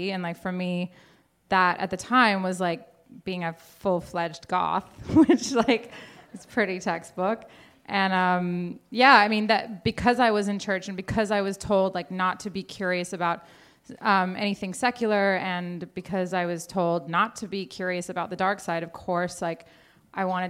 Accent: Portland, United States; I was growing up in Portland

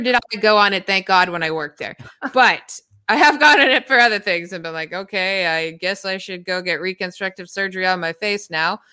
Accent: Toronto, Ontario, Canada; moved away; I'm from Toronto

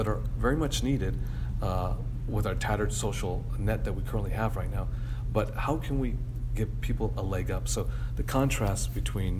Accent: San Diego, California, United States; I'm from San Diego. I grew up in San Diego

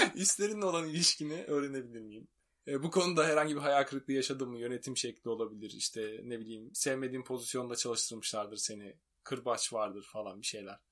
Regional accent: Turkey; ben de Türk'üm

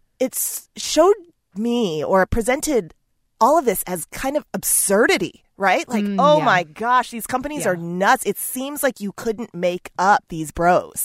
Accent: St. Louis, Missouri, United States; grew up in the Midwest, I grew up in St. Louis

